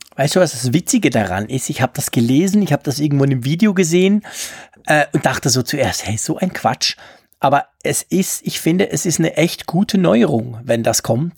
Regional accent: Switzerland; bei uns in der Schweiz

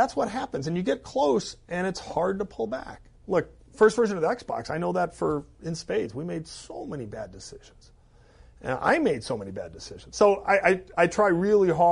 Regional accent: Milwaukee, Wisconsin, United States; the city of Milwaukee, my hometown

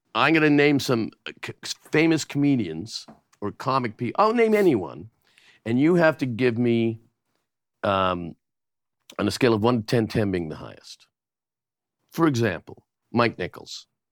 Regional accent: Canada; moved away; as a Canadian

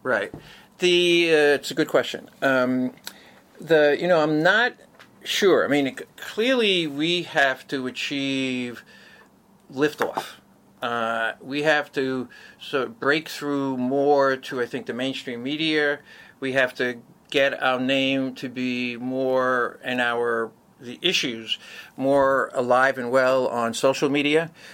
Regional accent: New York City, New York, United States; also born or lived in Manhattan; born and raised in Brooklyn, and moved to Manhattan after I graduated college

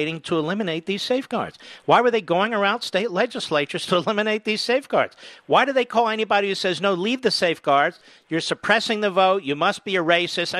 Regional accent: Philadelphia, Pennsylvania, United States; I'm from Philadelphia

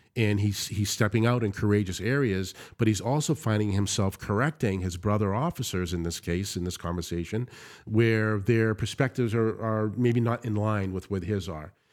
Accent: United States; I've been greeted and welcomed, one as American, secondly, as a Christian

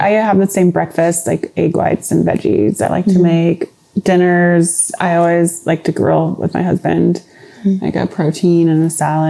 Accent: Indiana, United States; moved away; also born or lived in Los Angeles / Austin; I'm from Indiana.

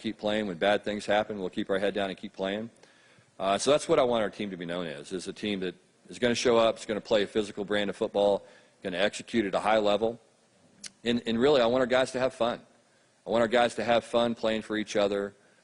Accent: Texas, United States; growing up in Texas

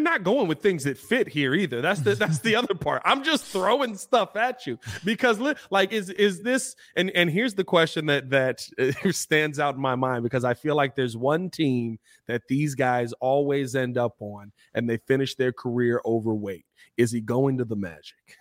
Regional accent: Chicago, Illinois, United States; I'm from Chicago

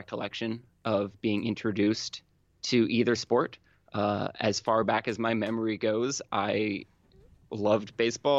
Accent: Mendocino County, California, United States; I was born and raised in Mendocino County

